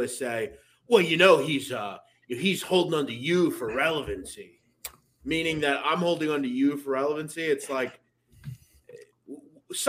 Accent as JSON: {"language": "English", "town": "Philadelphia", "region": "Pennsylvania", "country": "United States", "said": "I'm from the Philly area"}